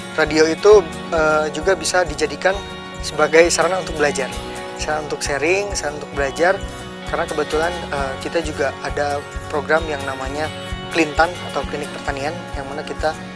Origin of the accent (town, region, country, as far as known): Indonesia; also born or lived in Tokyo, Japan